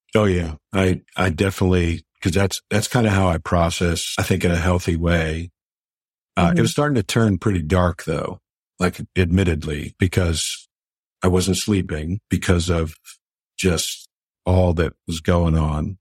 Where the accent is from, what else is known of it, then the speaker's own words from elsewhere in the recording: Pittsburgh, Pennsylvania, United States; here in Pittsburgh. Absolutely love being able to do that for my hometown team.